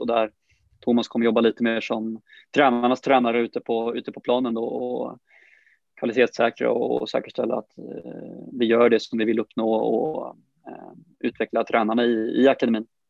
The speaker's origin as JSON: {"language": "Swedish", "town": "Brålanda", "region": "Västra Götaland", "country": "Sweden", "tie": "born or raised there", "moved": "as an adult", "lives_now": "Sandviken, Sweden", "said": "familjen hemma i, hemma i Brålanda"}